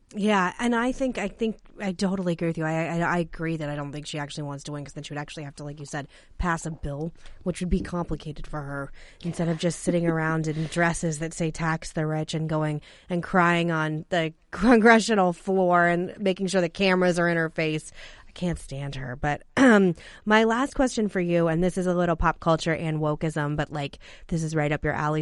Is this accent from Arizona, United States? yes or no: yes; Arizona, United States; growing up in Arizona and a border state